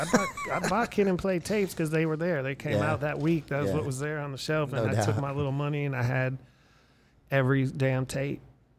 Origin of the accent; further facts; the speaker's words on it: Erie, Pennsylvania, United States; my hometown in Pennsylvania, from Erie, Pennsylvania.